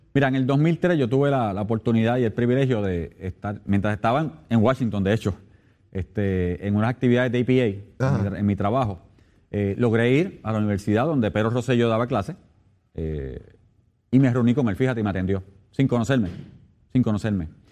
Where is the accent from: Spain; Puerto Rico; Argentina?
Puerto Rico